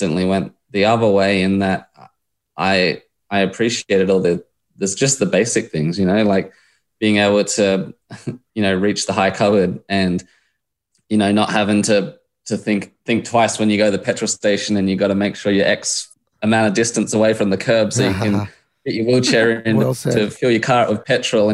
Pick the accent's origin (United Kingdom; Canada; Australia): Australia; Adelaide, South Australia; I grew up in Adelaide and was just, mad on footy, AFL, and then obviously bikes